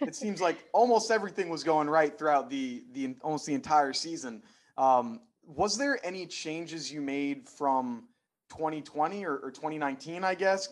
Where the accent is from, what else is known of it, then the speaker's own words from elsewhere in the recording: Philadelphia, Pennsylvania, United States; I'm from Philadelphia